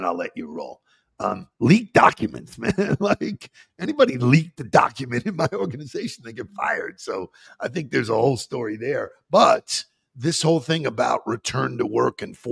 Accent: Long Island, New York, United States; I grew up in Long Island

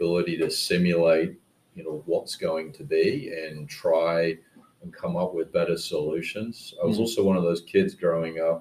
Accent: United Kingdom; moved away as an adult; now in United States; I went back to the UK and worked for a startup

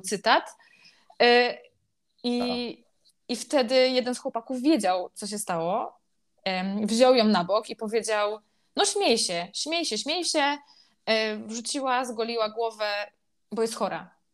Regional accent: Silesian Voivodeship, Poland; moved away as an adult; also born or lived in Kraków; Pochodzę z mniejszej miejscowości na Śląsku, nie jakiejś super wsi, ale też nie jakiegoś super dużego miasta. I w tym moim miasteczku, gdzie wszyscy się znają

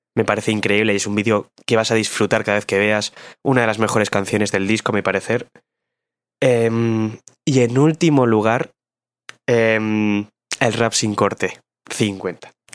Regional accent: Bilbao, Basque Country, Spain; vengo del barrio minero de Bilbao.

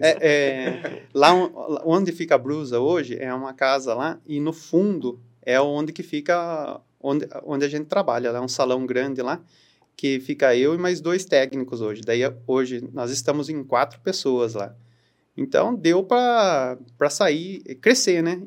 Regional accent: Saltinho, São Paulo, Brazil; also born or lived in Itapetininga; eu sou nascido em Itapetininga, ah, mas eu sempre vivi em, na, na cidade de Saltim, já fazem quase 37 anos

